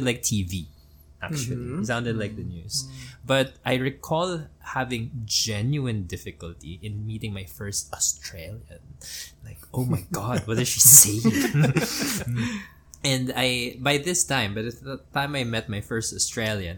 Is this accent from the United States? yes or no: no; Manila, Metro Manila, Philippines; Since we are a former American colony, I was born in Manila